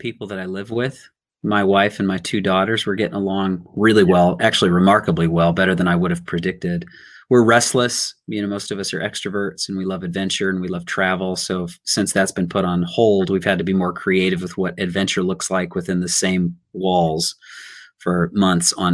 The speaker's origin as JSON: {"language": "English", "town": "Riverside", "region": "California", "country": "United States", "tie": "born or raised there", "also_born_or_lived": "Long Beach, California", "moved": "as an adult", "lives_now": "Los Angeles, United States", "said": "And then I was raised in Riverside."}